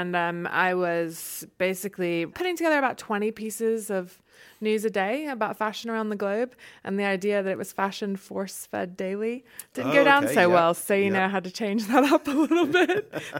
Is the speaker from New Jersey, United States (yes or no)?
no; Charlotte, North Carolina, United States; accent: Southern; now in London, United Kingdom; 16 years after being in London, my Southern accent is a bit muted these days. But my first theatre comes to us from Charlotte, North Carolina.